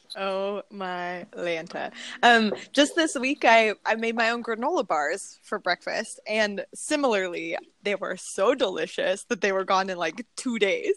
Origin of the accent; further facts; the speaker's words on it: Pismo Beach, California, United States; I'm born and raised in California. Uh, grew up on a in a small town on the central coast. It's called Pismo Beach.